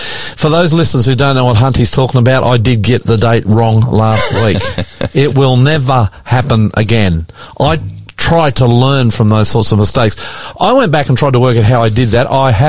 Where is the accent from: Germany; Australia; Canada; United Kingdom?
Australia; I'm the ….